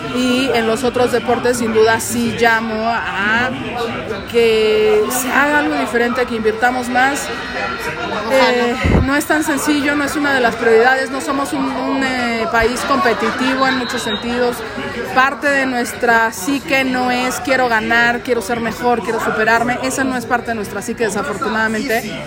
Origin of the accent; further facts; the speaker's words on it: Mexico; Aquí en México